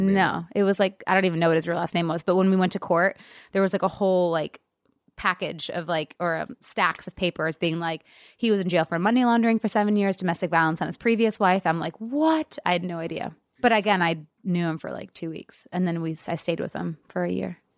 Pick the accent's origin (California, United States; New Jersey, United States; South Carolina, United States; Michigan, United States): Michigan, United States; an hour northeast of Detroit; now in Los Angeles, United States; I was born in Detroit